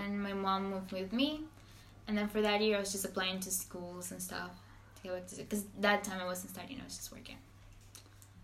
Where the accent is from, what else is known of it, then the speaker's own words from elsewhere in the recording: Venezuela; English is a second language; moved away as an adult; also born or lived in Colombia / United States; now in France; first I moved from Venezuela